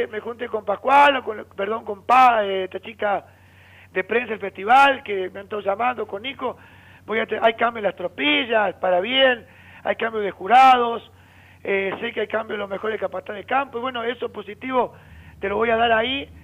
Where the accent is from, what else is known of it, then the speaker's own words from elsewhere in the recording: Argentina; mi tierra, mi país, mi Argentina